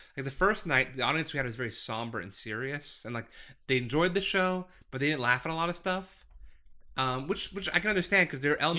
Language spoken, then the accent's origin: English; Scottsdale, Arizona, United States; I'm a lifer, so I grew up in Scottsdale